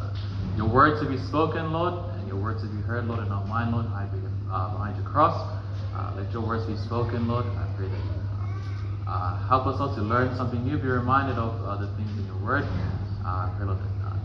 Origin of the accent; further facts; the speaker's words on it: Auckland, New Zealand; also born or lived in Wellington / South Island; I was born in Auckland, Waitake Hospital